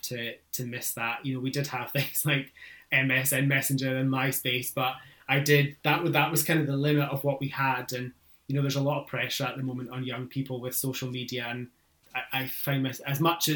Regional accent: near Inverness, Highlands of Scotland, United Kingdom; moved away as an adult; now in East Lothian, United Kingdom; I grew up in the Highlands of Scotland, just in a small village outside of Inverness

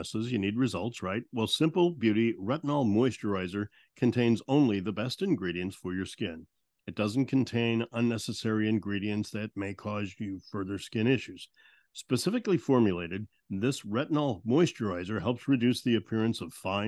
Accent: St. Louis, Missouri, United States; When I grew up in St. Louis, there's a several music hotspots

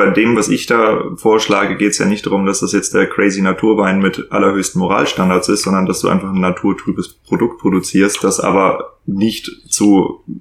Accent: Northern Germany, Germany; Winzer gelernt, aber als Norddeutscher.

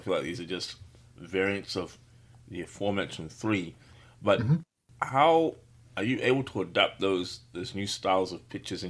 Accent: Australia; I grew up in Australia

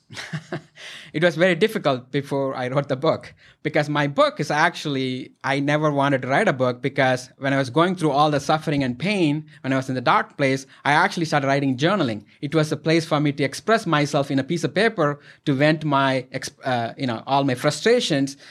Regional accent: India; moved away; I'm from India, our culture, you support and respect elders

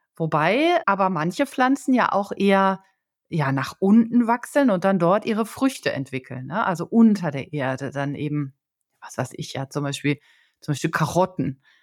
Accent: Germany; als Deutscher

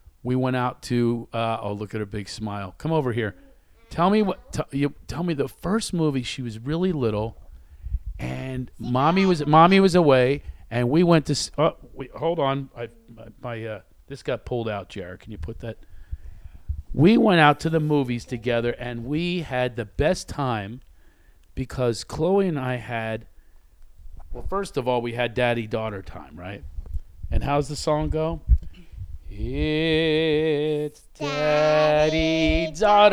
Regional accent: Philadelphia, Pennsylvania, United States; We're from Philadelphia

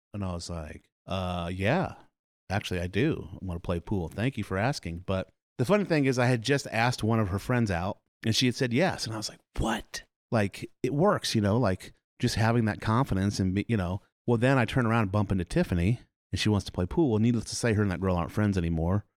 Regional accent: Milo, Iowa, United States; also born or lived in Des Moines, Iowa / Indianola, Iowa / Oklahoma / Carlisle, Iowa; And I grew up in Milo. I've, I've lived in Warren County my whole life.

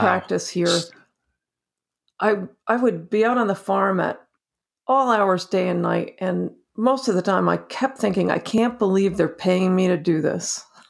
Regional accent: New Jersey, United States; moved away; also born or lived in North Carolina; I grew up in New Jersey. I grew up on a dirt road in the country

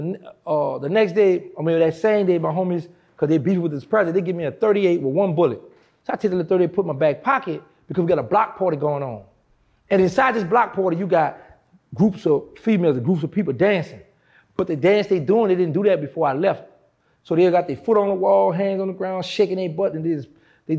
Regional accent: New Orleans, Louisiana, United States; I'm from New Orleans

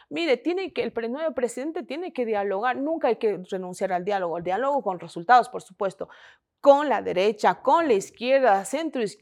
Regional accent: Ecuador; muchas cosas que se han planteado y creo que como ecuatorianos...

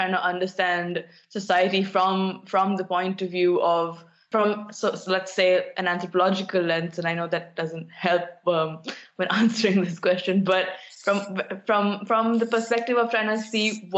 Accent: New Delhi, Delhi, India; moved away as an adult; now in Eindhoven, Netherlands; I'm from New Delhi in India

